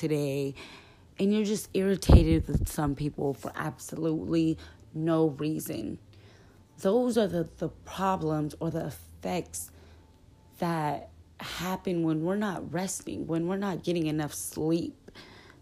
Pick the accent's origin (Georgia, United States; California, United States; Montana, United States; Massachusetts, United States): California, United States; Southern; I'm from California, Southern California